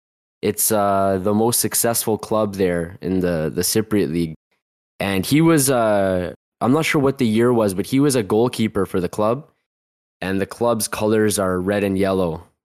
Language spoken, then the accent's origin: English; Toronto, Ontario, Canada; also born or lived in Northern Cyprus; I'm from Toronto, Canada. I'm 26 years old.